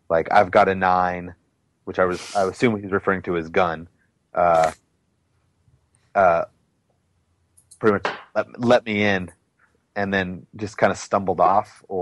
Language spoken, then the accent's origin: English; California, United States; I was like, no, but I'm on tour from California.